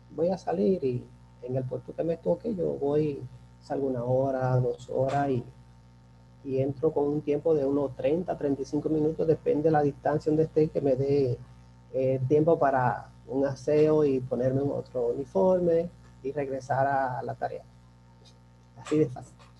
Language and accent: Spanish; Dominican Republic; also born or lived in Turks and Caicos Islands; he tenido ya muchas experiencias en hoteles, tanto en mi país, aquí muy importantes, como son eh, Casa de Campo, que fue donde inicié. Estuve en el Hotel Jaragua